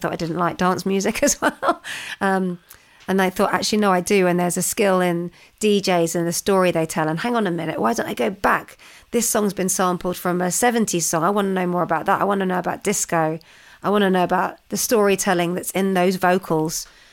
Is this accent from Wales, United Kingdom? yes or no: no; London, United Kingdom; I was growing up in London.